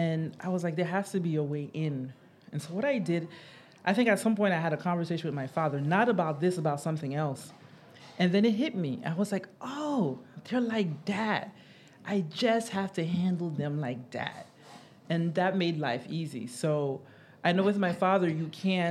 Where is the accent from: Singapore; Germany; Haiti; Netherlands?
Haiti; moved away; also born or lived in United States / Ghana; being Haitian